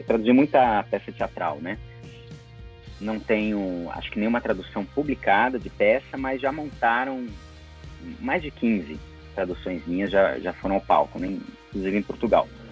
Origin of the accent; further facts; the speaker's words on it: São Paulo, Brazil; eu tô falando aqui de São Paulo, uhum. cidade onde eu nasci, onde eu estudei e onde eu, eu trabalho